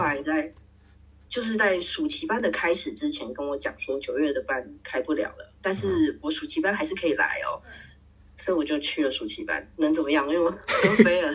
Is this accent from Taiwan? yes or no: yes; Taiwan; moved away as an adult; also born or lived in Belgium / Bordeaux, France / Paris, France; 我们小时候在台湾吃一些